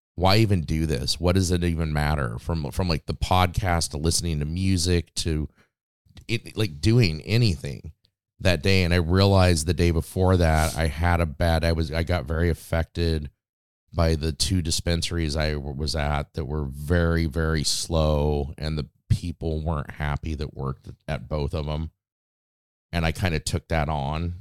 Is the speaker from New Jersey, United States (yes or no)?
no; Las Vegas, Nevada, United States; moved away as an adult; growing up in Vegas